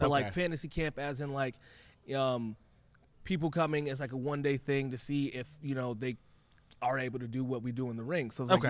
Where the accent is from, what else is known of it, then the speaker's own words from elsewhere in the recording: Boston, Massachusetts, United States; I'm from Boston.